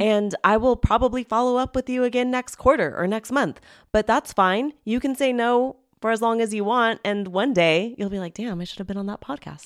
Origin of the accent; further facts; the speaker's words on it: Hacienda Heights, California, United States; moved away; I grew up in Hacienda Heights, California